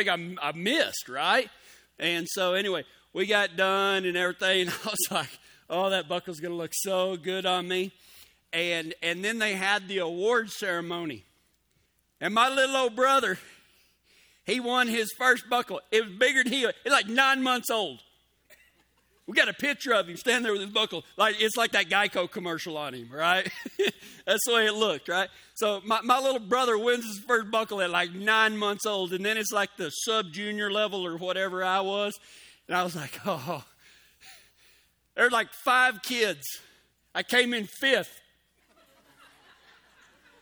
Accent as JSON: {"language": "English", "town": "Pecos", "region": "Texas", "country": "United States", "tie": "born or raised there", "moved": "yes", "lives_now": "Colorado, United States", "said": "I grew up near Pecos, Texas. I was born there, home of the world's first rodeo"}